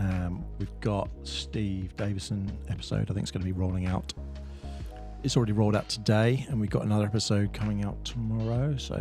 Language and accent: English; United Kingdom; I'm a British national. Does that count?